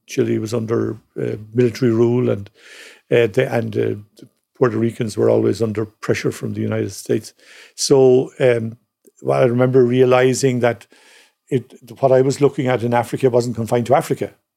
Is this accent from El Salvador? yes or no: no; Cork, Munster, Ireland; growing up in Cork